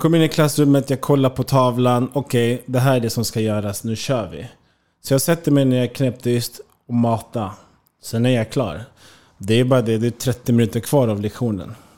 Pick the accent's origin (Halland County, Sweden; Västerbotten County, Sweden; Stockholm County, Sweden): Stockholm County, Sweden; Märsta; moved away as an adult; also born or lived in Eskilstuna / Germany / Spain; hemma i Märsta